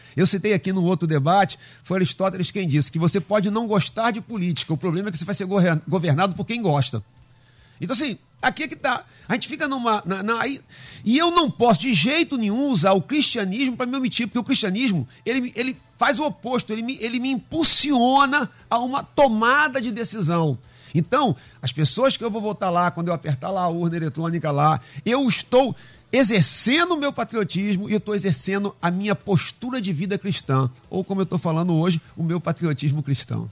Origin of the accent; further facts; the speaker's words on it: Brazil; nós temos as nossas características que, que, que nos definem como brasileiros